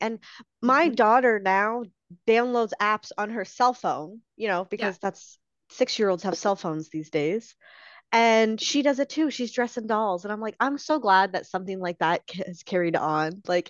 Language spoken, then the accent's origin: English; Canada; I am a Canadian simmer mostly.